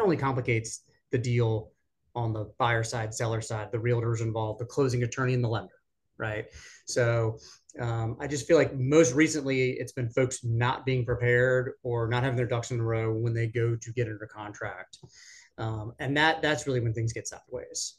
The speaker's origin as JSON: {"language": "English", "town": "Richmond", "region": "Virginia", "country": "United States", "tie": "born or raised there", "moved": "as an adult", "lives_now": "Raleigh, United States", "said": "back in Richmond, my hometown"}